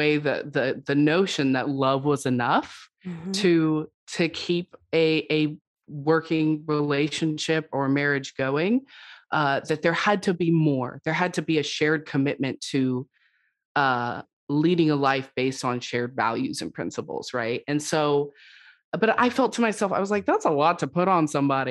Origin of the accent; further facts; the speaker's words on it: West Coast, United States; I'm from the West Coast